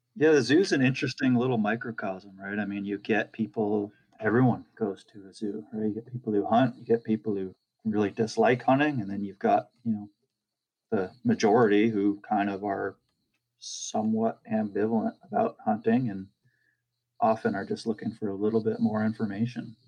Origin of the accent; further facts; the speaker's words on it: New Hampshire, United States; moved away; also born or lived in California; I'm originally from New Hampshire